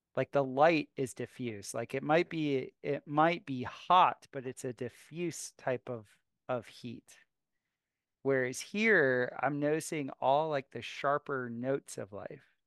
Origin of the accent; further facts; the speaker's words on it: South Florida, United States; also born or lived in Costa Rica / Asia; now in Missouri, United States; I grew up in South Florida